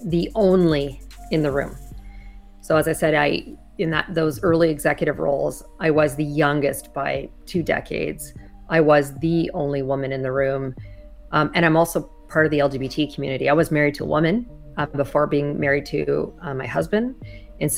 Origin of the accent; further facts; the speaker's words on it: Canada; moved away as an adult; now in United States; I'm originally from Canada